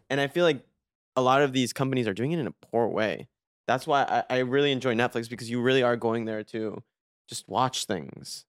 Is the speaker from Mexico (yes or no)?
yes; Mexico; moved away; also born or lived in Miami; I grew up in Mexico